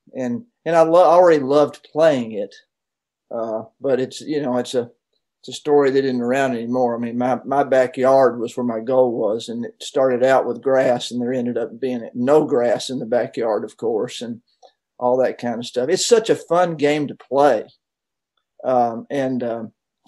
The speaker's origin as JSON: {"language": "English", "town": "Knoxville", "region": "Tennessee", "country": "United States", "tie": "born or raised there", "also_born_or_lived": "Florida", "said": "I grew up in Knoxville"}